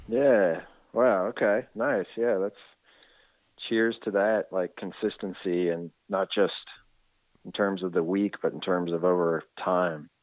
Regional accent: Washington, District of Columbia, United States; now in California, United States; I'm from Washington D.C. area, and I, I moved to California.

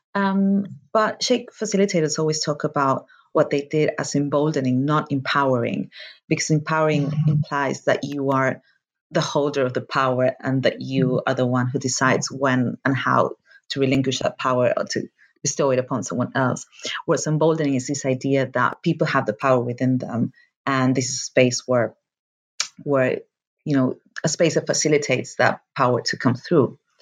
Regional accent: Argentina; moved away; I am from Argentina

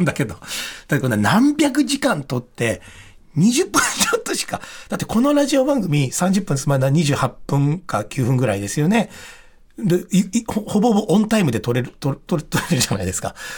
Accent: Ebara police district, Tokyo, Japan; うちの地元、まあ、江原警察署

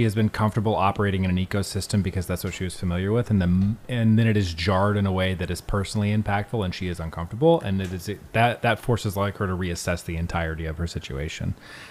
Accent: Alabama, United States; born there; I was born in Alabama, moved around a lot.

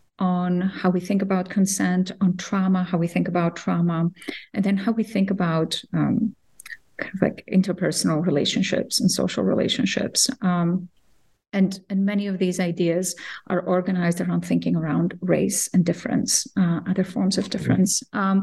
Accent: Cyprus; also born or lived in Athens, Greece; I grew up in a bicultural home and in two countries, between two countries. Cyprus, the Greek Cypriot part of Cyprus, which was divided in 1974, and Athens

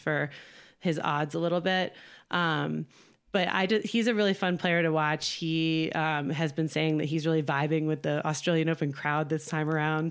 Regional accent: New Jersey, United States; now in California, United States; I live in California now. I'm from New Jersey

